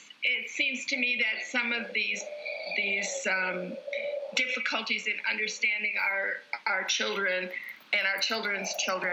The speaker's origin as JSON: {"language": "English", "region": "Alaska", "country": "United States", "tie": "born or raised there", "said": "I didn't go to a movie until I was 16, partially because I grew up in Alaska and we didn't have a theater"}